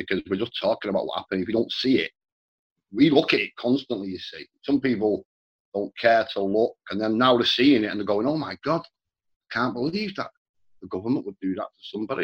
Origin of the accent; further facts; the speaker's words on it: Manchester, North West England, United Kingdom; also born or lived in Ireland (parents); we bought a new house in Manchester in the 70s